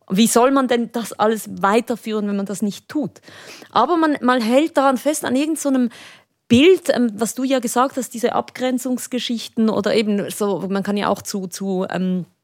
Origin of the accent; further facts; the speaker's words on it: Spain; aber es war als Spanierin, äh, wenn du irgendwo diese Töne gehört hast, dann ging es gleich